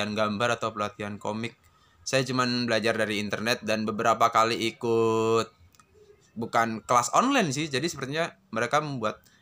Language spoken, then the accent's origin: Indonesian; Lumajang, East Java, Indonesia; also born or lived in Semarang; saya berada di Lumajang, Jawa Timur.